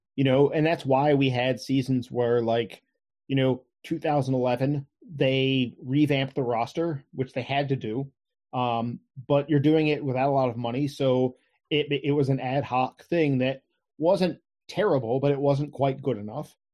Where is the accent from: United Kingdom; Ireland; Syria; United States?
United States; Crofton, Maryland; I've lived here all my life. You know, I, I grew up in Crofton